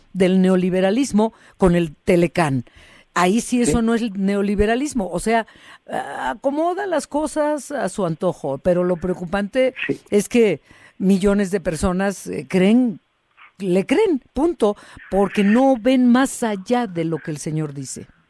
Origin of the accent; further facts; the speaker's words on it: Guadalajara, Jalisco, Mexico; moved away; pues ya te fuiste para mi tierra